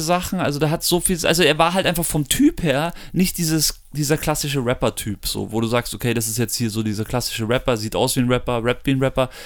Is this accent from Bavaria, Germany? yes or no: yes; Munich, Bavaria, Germany; wir sind aus München oder um München rum.